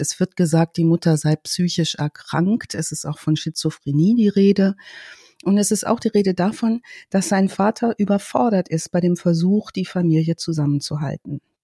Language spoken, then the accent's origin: German; Schloß Holte-Stukenbrock, North Rhine-Westphalia, Germany; moved away; als Ostwestfälin